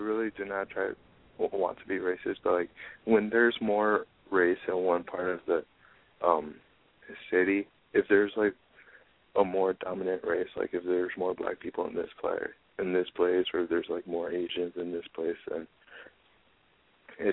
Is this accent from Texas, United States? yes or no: yes; San Antonio, Texas, United States; now in Austin, United States; I'm from San Antonio.